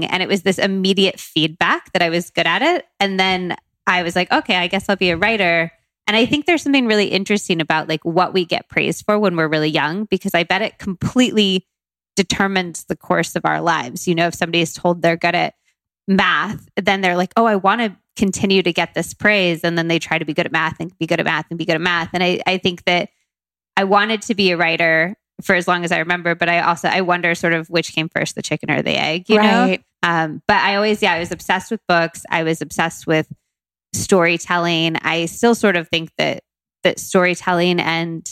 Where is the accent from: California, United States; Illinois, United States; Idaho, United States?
California, United States; Modesto; moved away as an adult; also born or lived in Tucson, Arizona / Berkeley, California / London, United Kingdom; now in New York, United States; I grew up half in Tucson, Arizona, and then half in Modesto, California, which isn't far from Sacramento